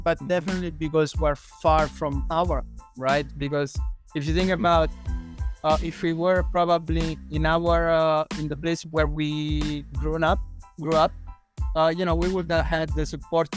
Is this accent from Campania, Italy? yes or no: yes; a small village in the south of Italy, close to Caserta, Campania, Italy; moved away as an adult; also born or lived in Shanghai, China / Korea; now in Bangkok, Thailand; Italian. I come from a small village in the south of Italy, close to Caserta.